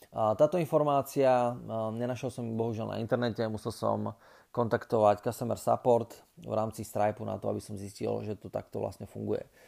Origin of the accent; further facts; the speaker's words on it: Slovakia; človeka, ktorý je zo Slovenska